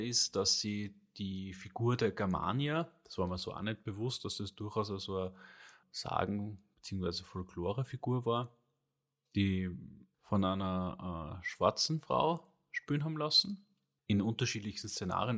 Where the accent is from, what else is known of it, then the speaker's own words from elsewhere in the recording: Austria; bei uns in Österreich